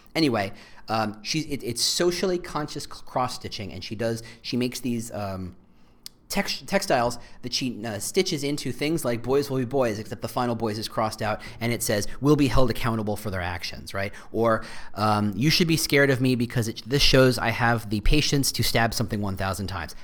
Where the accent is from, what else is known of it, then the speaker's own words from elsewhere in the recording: Chicago, Illinois, United States; as a Chicagoan